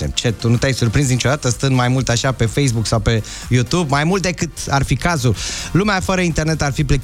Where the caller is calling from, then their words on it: Bucharest, Romania; din București.